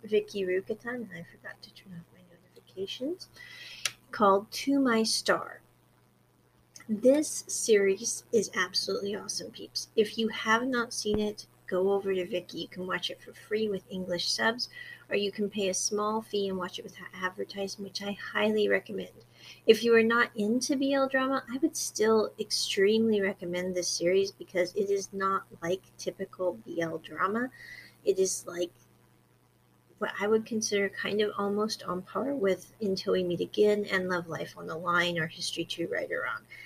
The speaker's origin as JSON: {"language": "English", "region": "Midwest", "country": "United States", "moved": "yes", "said": "I came from the Midwest in America"}